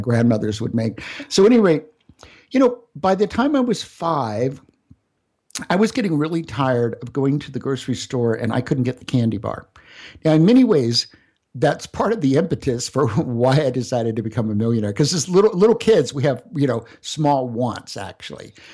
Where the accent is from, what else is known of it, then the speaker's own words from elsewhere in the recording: Central Florida, United States; I grew up out in Central Florida